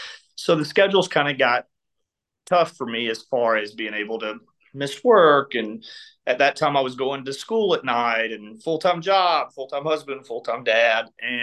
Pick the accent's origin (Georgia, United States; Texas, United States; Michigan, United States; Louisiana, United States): Georgia, United States; I was born and raised in Georgia.